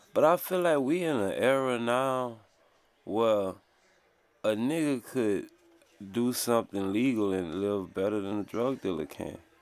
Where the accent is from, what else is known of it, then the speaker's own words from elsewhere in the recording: Louisiana, United States; I'm from Louisiana